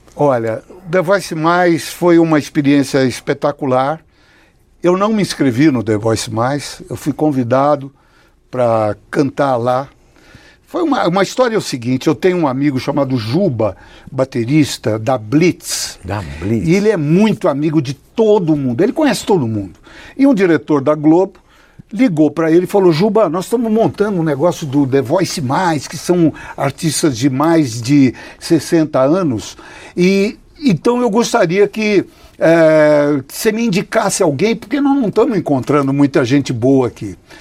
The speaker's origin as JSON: {"language": "Portuguese", "country": "Brazil", "said": "sou brasileiro"}